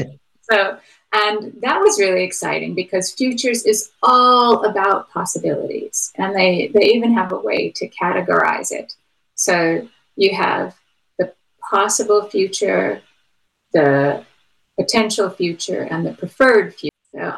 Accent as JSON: {"language": "English", "country": "United States", "said": "Since I'm from America, one of the guys that was pretty interesting to me was Benjamin Franklin."}